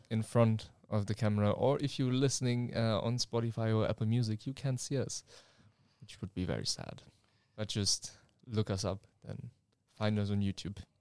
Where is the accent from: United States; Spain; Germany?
Germany; now in Leeuwarden, Netherlands; I'm from Germany and we are, uh, two students at, uh, N H L Standen